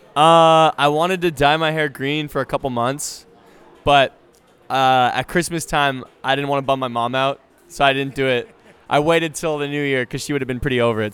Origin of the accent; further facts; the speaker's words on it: Canada; I played hockey because I'm Canadian